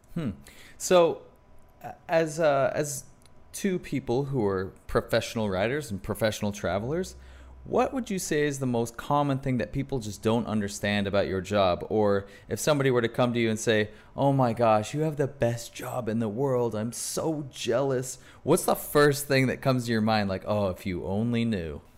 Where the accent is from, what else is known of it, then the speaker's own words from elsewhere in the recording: United States; as an American